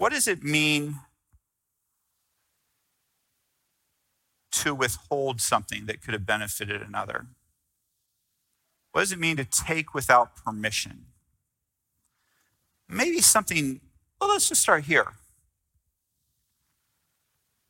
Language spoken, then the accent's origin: English; United States; I'm American